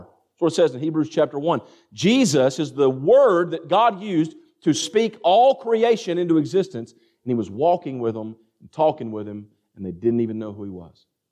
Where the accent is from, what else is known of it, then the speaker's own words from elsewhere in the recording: Greene County, Kentucky, United States; Where I come from, I mean, I'm surrounded by cornfields, and a lot of y'all know what that's like. Amen. And in Greene County, Kentucky, my graduating class, we had one hundred and eight students.